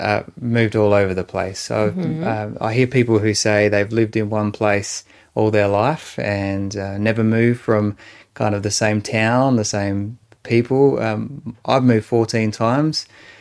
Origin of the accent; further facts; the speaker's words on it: Adelaide, South Australia, Australia; also born or lived in Renmark; So we moved from Adelaide after a few years to Renmark in the Riverland of South Australia, and spent a few years there, moved to another house there as well as a part of that move. And then back to Adelaide to the home that Mum and Dad had built.